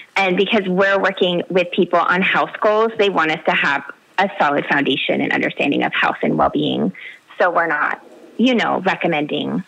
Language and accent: English; the Bay Area, California, United States; I grew up in the Bay Area